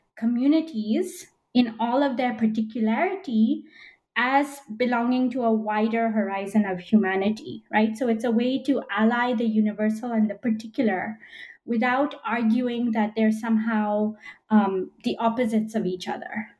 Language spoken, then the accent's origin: English; Belgium; moved away as an adult; also born or lived in United Kingdom / United States; now in Philadelphia, United States; I was born in Belgium and spent the first 18 years of my life there